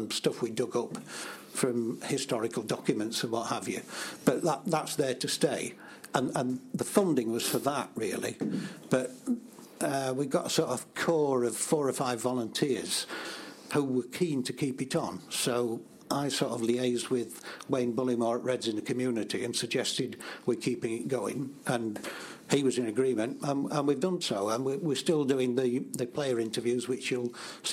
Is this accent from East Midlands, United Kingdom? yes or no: yes; Nottingham, East Midlands, United Kingdom; now in Barnsley, United Kingdom; I'm from Nottingham originally